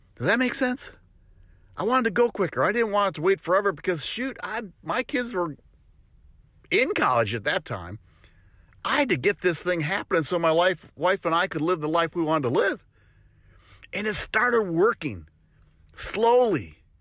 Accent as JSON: {"language": "English", "region": "Wisconsin", "country": "United States", "moved": "yes", "lives_now": "Tennessee, United States", "said": "I'm originally from Wisconsin"}